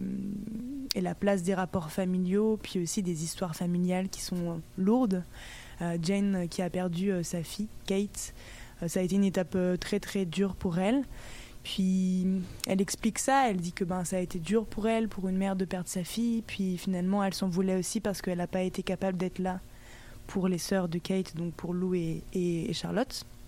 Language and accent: French; Brittany, France; je viens de Bretagne